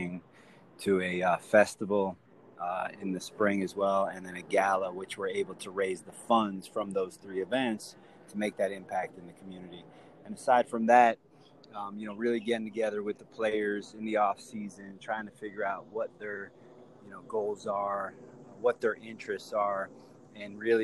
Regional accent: Miami, Florida, United States; being born and raised in Miami

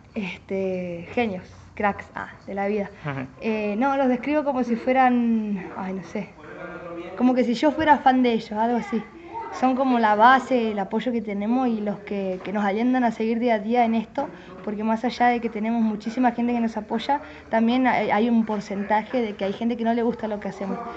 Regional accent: San Carlos de Bariloche, Río Negro, Argentina; siempre reconocemos que somos de acá de San Carlos Bariloche y de la Patagonia

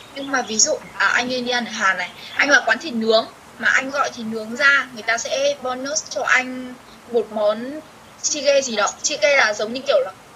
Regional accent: Vietnam; moved away as an adult; now in Seoul, South Korea; đấy là quê mình quê hương mình nơi mình sinh ra

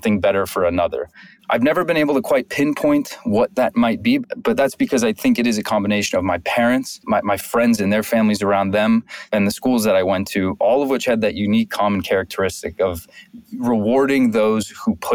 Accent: Santa Monica, California, United States; I grew up in Santa Monica.

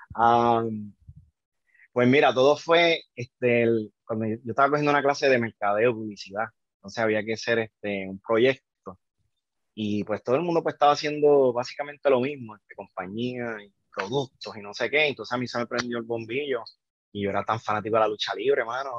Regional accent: Yabucoa, Puerto Rico; moved away as an adult; now in Chicago, United States; yo soy, soy de Yabucoa, Puerto Rico, ya de, del este, nací, sí, nací en Chicago, este, me fui a los nueve años para Puerto Rico

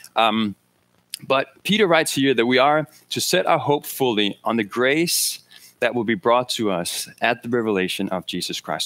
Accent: Denmark; moved away; I'm from Denmark

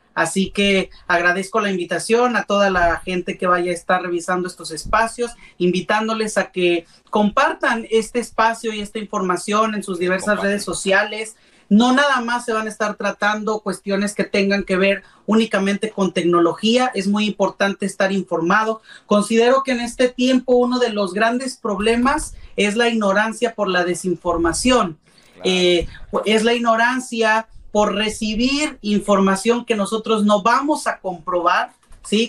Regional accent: Puebla, Mexico; also born or lived in San Martín Texmelucan; soy originario de la ciudad de Puebla. Eh, soy poblano de corazón

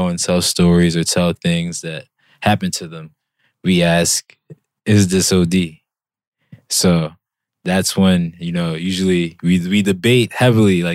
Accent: Philadelphia, Pennsylvania, United States; moved away; I'm from the city of Philly

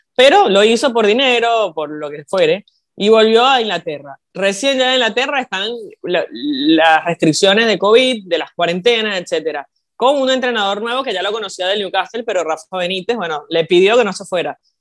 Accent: Venezuela; now in Argentina; yo siendo venezolana

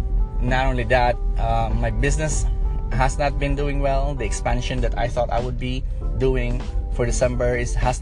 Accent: Philippines; I'm from the Philippines, and the Philippines is a very beautiful place where it's very warm.

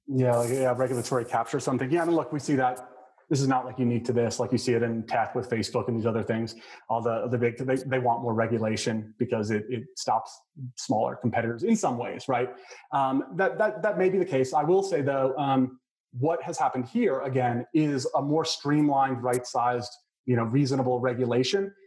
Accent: El Paso, Texas, United States; moved away; I was born in El Paso, which is just down I twenty five

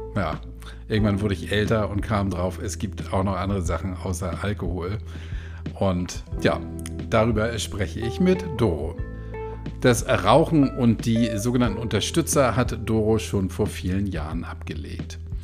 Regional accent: Hamburg, Germany; Ich bin hier in Hamburg groß geworden und irgendwie auch nie so richtig rausgekommen

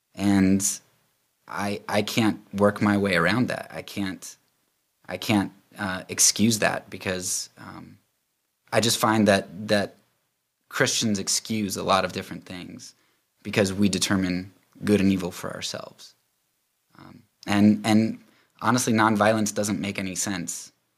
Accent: Lancaster County, Pennsylvania, United States; I'm actually from Pennsylvania, Lancaster County

